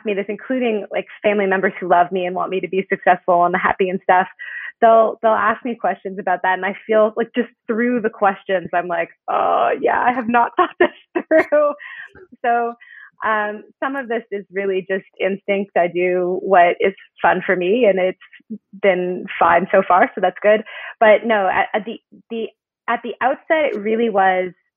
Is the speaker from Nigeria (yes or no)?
no; Canada; moved away as an adult; now in United States; I'm Canadian, and I came to the U.S. for college